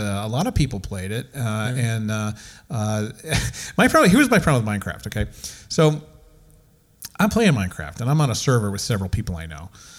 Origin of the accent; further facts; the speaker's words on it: United States; for being an American and having grown up for years with the American film